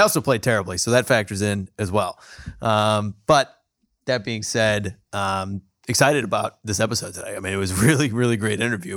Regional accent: San Diego, California, United States; now in Columbus, United States; I grew up in San Diego

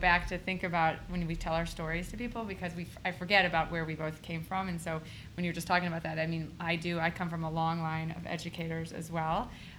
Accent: Pickerington, Ohio, United States; also born or lived in Madison, Wisconsin; I'm actually from Pickerington, Ohio, so I'm from the area.

